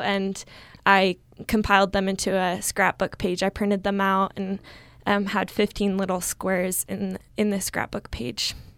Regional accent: Riverton, Utah, United States; also born or lived in Logan, Utah; I'm from Riverton, Utah

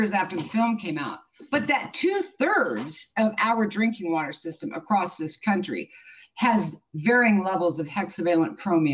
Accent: Kansas, United States; moved away; also born or lived in Hinckley; I was born and raised in Kansas. I'm pretty simple, hardworking Midwest girl.

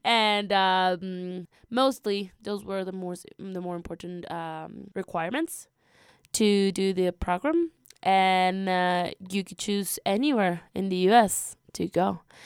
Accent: Peru; moved away as an adult; also born or lived in Lima, Peru; now in Roaring Fork Valley, United States; I'm from Peru. I used to go to school, uh, in Lima

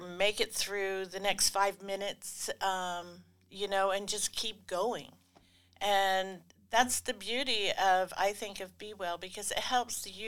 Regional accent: Rampart, Alaska, United States; I'm Koyukon Athabascan, and my home village is Rampart.

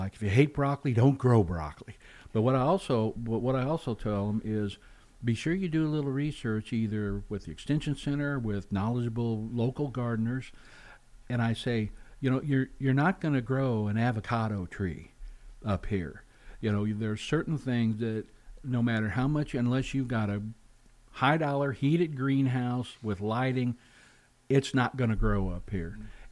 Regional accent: Missouri, United States; now in Alaska, United States; I'm from Missouri originally, central and southwest

